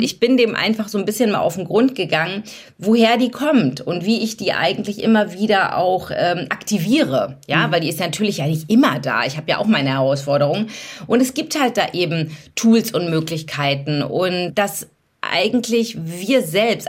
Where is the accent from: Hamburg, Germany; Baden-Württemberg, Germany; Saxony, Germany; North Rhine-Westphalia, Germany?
Hamburg, Germany; now in Berlin, Germany; Deswegen bin ich äh, durch und durch Berlinerin, obwohl ich eigentlich Hamburgerin bin